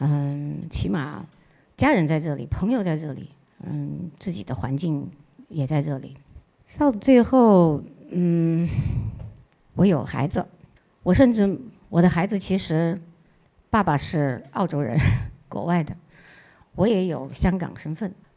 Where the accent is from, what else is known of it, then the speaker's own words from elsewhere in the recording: China; also born or lived in Australia; 毕竟我们还是一个中国人